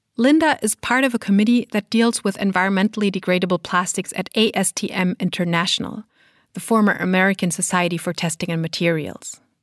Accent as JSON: {"language": "English", "country": "Germany", "said": "my home country of Germany"}